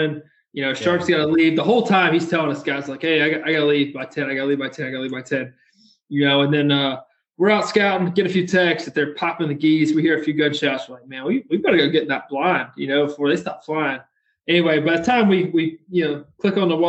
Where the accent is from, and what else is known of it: Warner Robins, Georgia, United States; born or raised there